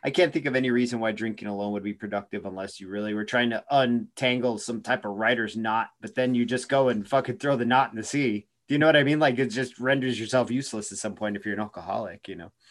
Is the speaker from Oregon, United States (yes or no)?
yes; Oregon, United States; now in Arizona, United States; I'm from Oregon